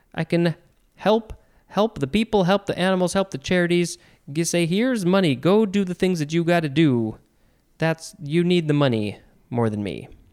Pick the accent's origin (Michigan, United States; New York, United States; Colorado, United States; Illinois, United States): Illinois, United States; Chicago; I'm from the Chicago area